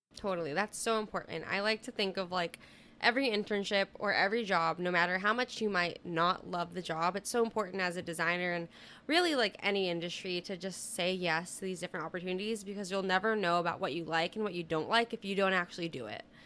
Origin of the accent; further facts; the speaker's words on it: Southern California, United States; now in New York City, United States; currently based out of New York City, but I'm originally from Southern California